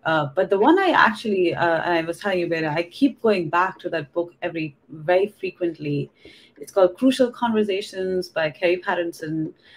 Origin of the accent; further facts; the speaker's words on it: India; English is a second language; moved away as an adult; now in California, United States; I was born and raised in India actually, and I was there. I did my undergrad in India too in engineering, and I moved to the US in when I was 22